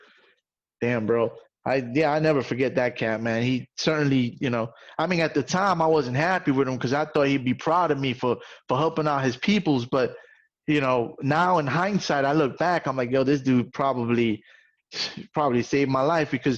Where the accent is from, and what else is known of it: New York City, New York, United States